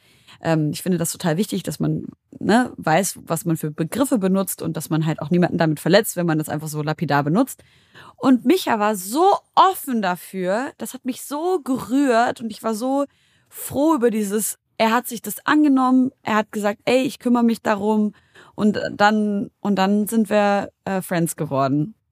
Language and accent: German; Syria; seit äh, über zehn Jahren herrscht in meiner Heimat Syrien Krieg.